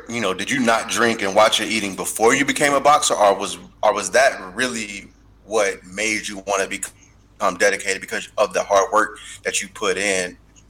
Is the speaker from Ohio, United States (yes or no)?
yes; Cincinnati, Ohio, United States; I'm from Cincinnati.